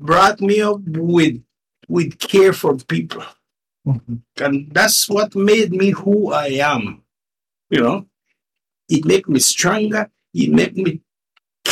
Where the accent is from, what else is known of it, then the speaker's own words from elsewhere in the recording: Nicaragua; first language Spanish; English is a second language; moved away as an adult; also born or lived in Miami, United States; now in Canada; Born and raised in Nicaragua in a little town named Tronquera.